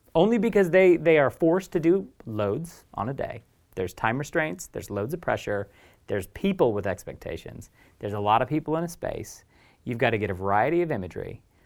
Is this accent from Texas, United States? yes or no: no; Oregon, United States; moved away as an adult; also born or lived in Eugene / Portland; now in London, United Kingdom; where I grew up in Oregon